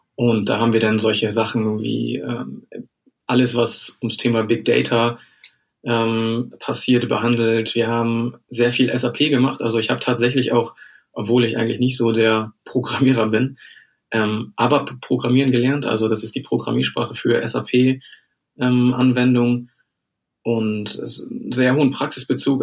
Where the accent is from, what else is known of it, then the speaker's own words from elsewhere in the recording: Germany; moved away as an adult; bin ich ja erstmal nach Bremen gezogen. Ähm, aus privaten Gründen. Ich komme hier aus der Nähe